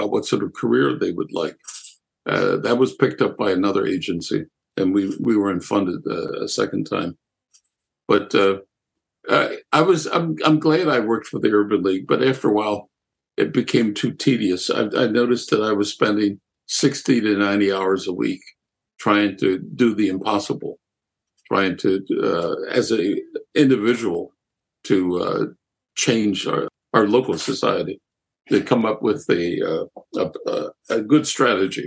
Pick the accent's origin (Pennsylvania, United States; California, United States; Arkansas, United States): Pennsylvania, United States; Lancaster; also born or lived in Germany; Growing up in Lancaster, I lived in a multicultural section of the city